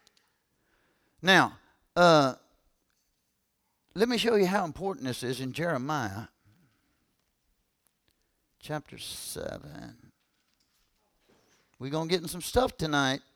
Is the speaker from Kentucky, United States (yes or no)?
yes; Kentucky, United States; I'm from Kentucky